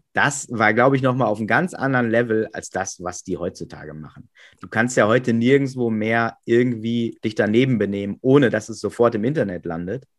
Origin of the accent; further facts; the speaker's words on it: Coesfeld district, Münsterland, North Rhine-Westphalia, Germany; moved away as an adult; now in Hamburg, Germany; ich bin 1979 äh, in Münster geboren, ganz äh, klassisch. Mhm. Und habe dann auch äh, meine ersten zwei Lebensjahre da gelebt und dann sind wir in so ein kleines Dörfchen, so, so Richtung Kreis Coesfeld, immer noch Münsterland. Ähm, genau, und da habe ich quasi meine ganze Kindheit und Jugend verbracht.